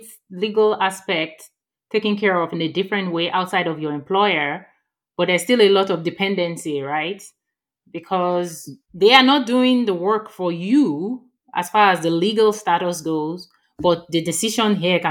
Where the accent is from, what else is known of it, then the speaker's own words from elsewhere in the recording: Nigeria; moved away as an adult; now in Texas, United States; I moved from Nigeria to Texas and the accent was just so different, you know, from...